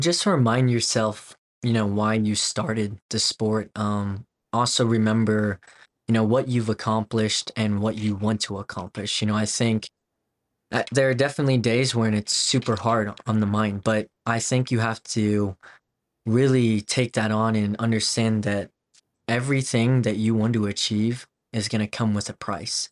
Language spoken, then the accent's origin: English; Wellington, Colorado, United States; also born or lived in South Korea / Denver, Colorado; grew up on a ranch in Wellington, Colorado, and grew up on a farm. And by the age of ten, I kinda moved to Denver